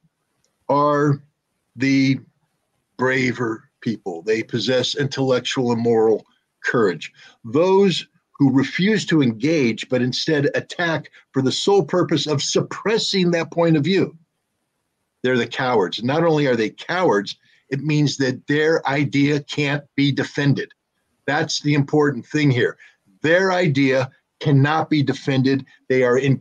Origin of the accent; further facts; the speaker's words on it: United States; I'm an American